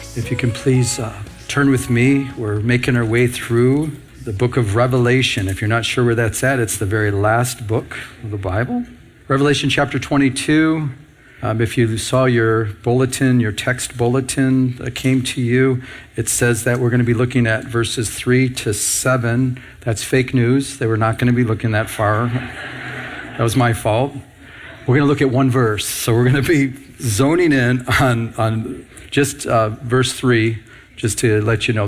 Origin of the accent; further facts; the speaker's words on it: Michigan, United States; I'm from Michigan